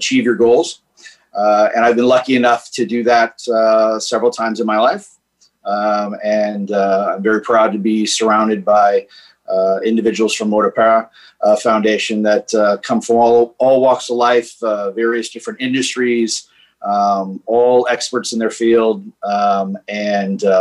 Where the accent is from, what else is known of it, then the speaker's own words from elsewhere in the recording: Washington, District of Columbia, United States; moved away; also born or lived in Northern Virginia / Los Angeles; Born and raised in Washington, D.C., 52 years old.